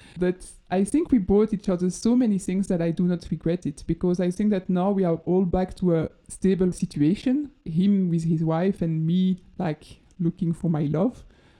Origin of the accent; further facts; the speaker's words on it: Dinant, Wallonia, Belgium; I also always knew that I wanted to grow up children in Belgium. And most probably in Dinan, my